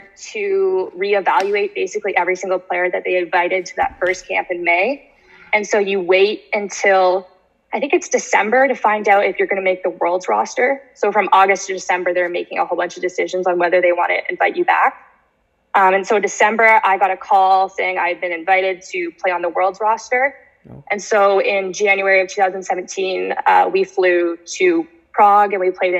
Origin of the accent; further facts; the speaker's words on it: Canada; we're Canadian